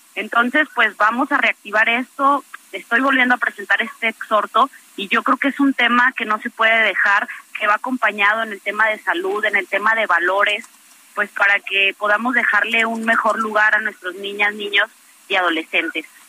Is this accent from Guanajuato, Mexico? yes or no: yes; Guanajuato, Mexico; Guanajuato, de donde yo soy originaria